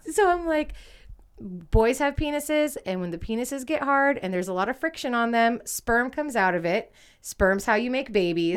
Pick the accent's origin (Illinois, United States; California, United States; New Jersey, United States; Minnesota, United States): California, United States; East Bay, Contra Costa County, near Berkeley; moved away as an adult; We grew up in the East Bay, Contra Costa County, like, especially me where I grew up, I grew up, like, not even ten, like, five minutes outside of Berkeley